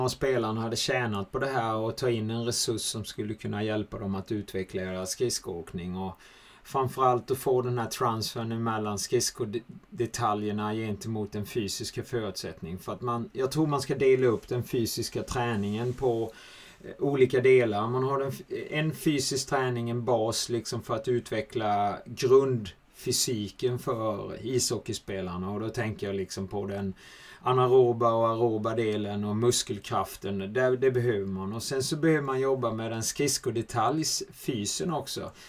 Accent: Switzerland; Men det är ju ett tufft klimat och det var inte lätt heller som schweizare att komma dit.

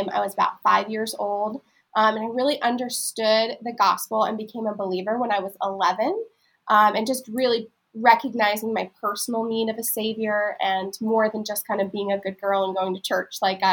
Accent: Pennsylvania, United States; moved away as an adult; also born or lived in Florida / Texas; now in Maryland, United States; we live in Maryland now, but I grew up in Pennsylvania

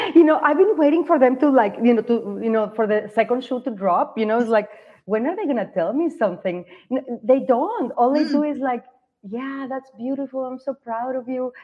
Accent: Guadalajara, Jalisco, Mexico; moved away as an adult; also born or lived in Mazatlan; now in United States; So I live in the States, but I am not from here. I am in Mazatlan right now as I said as you said before, but I am from Guadalajara

